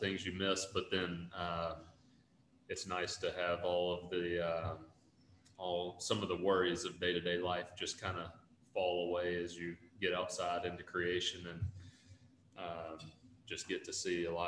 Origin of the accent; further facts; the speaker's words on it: Northeast Mississippi, United States; I grew up in Northeast Mississippi